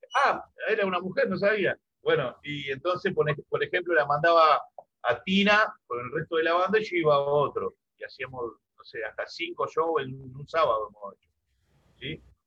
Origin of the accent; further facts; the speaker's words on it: Laguna Paiva, Santa Fe, Argentina; moved away; yo soy, vengo de Santa Fe, del litoral, del costado del río, me crié ahí